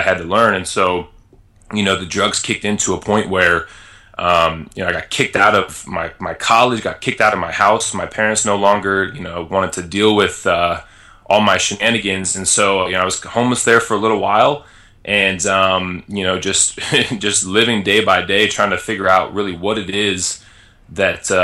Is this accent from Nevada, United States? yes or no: yes; Las Vegas, Nevada, United States; moved away; also born or lived in Illinois; I grew up in Las Vegas